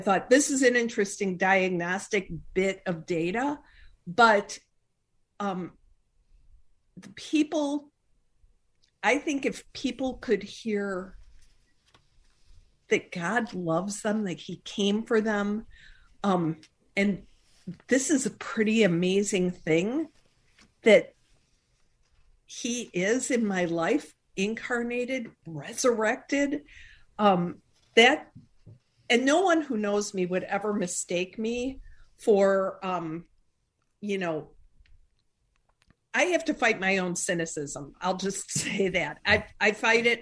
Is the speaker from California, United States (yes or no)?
no; Chicago, Illinois, United States; I'm from Chicago